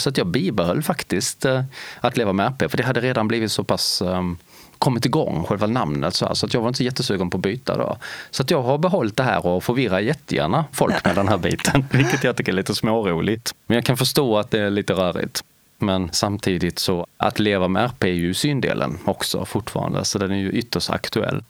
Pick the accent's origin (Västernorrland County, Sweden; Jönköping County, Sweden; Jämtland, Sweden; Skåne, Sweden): Skåne, Sweden; Lilla Högarnas; accent: Skånska; En liten, liten gruvort som ligger strax norr om Helsingborg längs med kusten i nordvästra delen av Skåne. Där är jag född och meddelen uppvuxen.